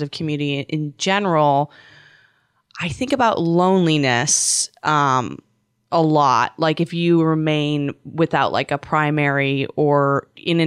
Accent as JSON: {"language": "English", "country": "Canada", "moved": "yes", "said": "I'm from Canada"}